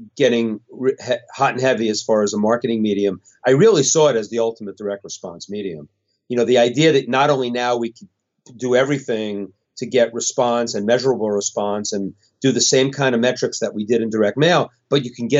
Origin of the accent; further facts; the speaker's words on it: Westport, Connecticut, United States; My hometown, Westport, Connecticut